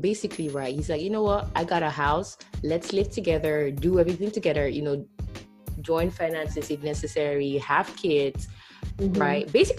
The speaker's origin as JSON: {"language": "English", "country": "Nigeria", "said": "the whole shebang that happens with being Nigerian, you know, I want to experience that."}